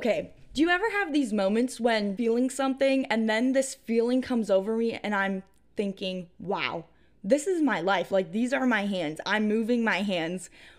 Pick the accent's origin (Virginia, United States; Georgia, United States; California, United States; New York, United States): New York, United States; And since I'm from New York, I'm a Bills fan.